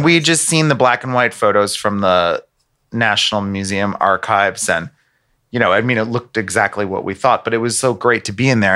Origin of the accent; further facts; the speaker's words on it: United States; moved away; I'm American